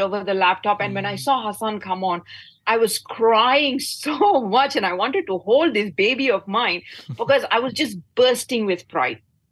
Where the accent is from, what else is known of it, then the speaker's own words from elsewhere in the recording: Batu Gajah, Perak, Malaysia; my hometown, and I come from Batu Gajah